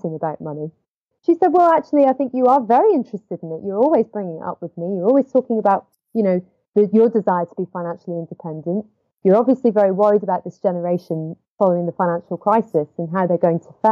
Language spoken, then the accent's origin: English; Edinburgh, Scotland, United Kingdom; I was living in my parents' house at the time, which is where I grew up in Edinburgh